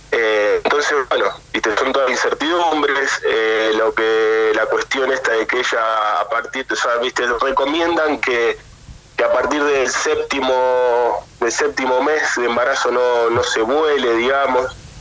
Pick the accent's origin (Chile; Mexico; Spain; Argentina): Argentina; now in Europe; nosotros también somos argentinos